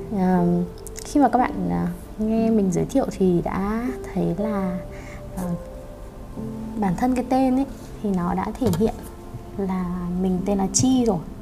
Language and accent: Vietnamese; Hanoi, Vietnam; also born or lived in Beijing, China; Sinh ra và lớn lên ở Hà Nội